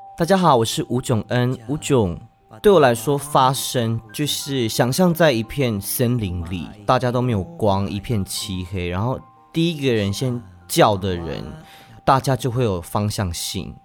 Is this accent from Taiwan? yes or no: yes; Taiwan; 我其实也是在部落长大，然后，我现，到现在还是就是活在部落啦